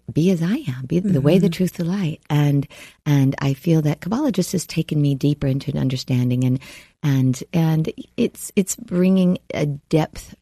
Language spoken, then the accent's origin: English; the South, United States; Growing up in the South as a Southern Baptist